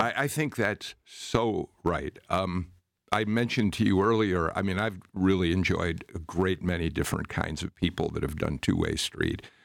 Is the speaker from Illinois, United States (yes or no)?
yes; Chicago, Illinois, United States; moved away as an adult; a Chicagoan transplanted here, although many, many years ago now